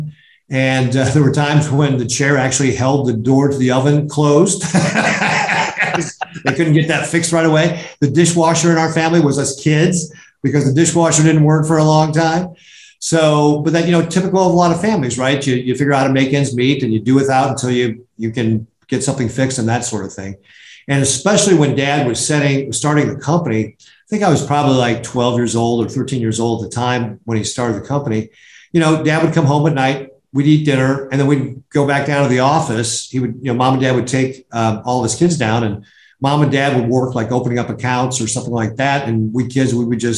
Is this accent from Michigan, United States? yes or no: no; Omaha, Nebraska, United States; also born or lived in Chicago; we grew up in Omaha, and my mom and dad are originally from a small town about 50 minutes south of Omaha called Nebraska City. And actually, that's where I was born